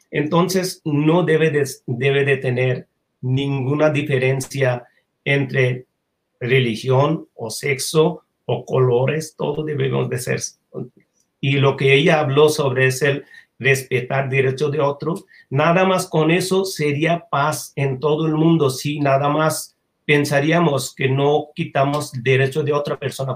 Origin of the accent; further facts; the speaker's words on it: Bangladesh; Spanish is a second language; moved away as an adult; also born or lived in Japan; yo 1985 salgo de Bangladesh a Japón para estudiar.